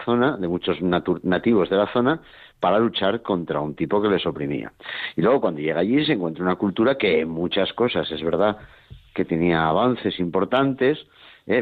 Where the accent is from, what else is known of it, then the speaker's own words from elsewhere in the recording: Spain; somos los mismos españoles